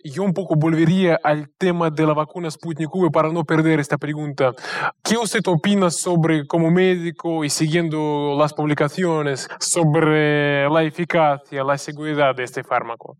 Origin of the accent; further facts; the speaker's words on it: Russia; yo le estoy llamando desde Rusia y soy ruso, de hecho